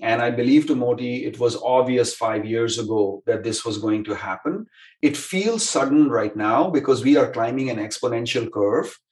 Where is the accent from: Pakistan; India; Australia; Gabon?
India; moved away as an adult; also born or lived in Stanford, California; now in Silicon Valley, United States; I grew up in India, came to Stanford to study, and have lived within a couple of miles of school ever since